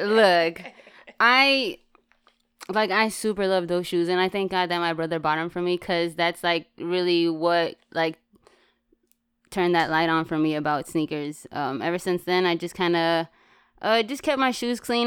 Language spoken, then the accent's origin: English; West Coast, United States; I'm from the West Coast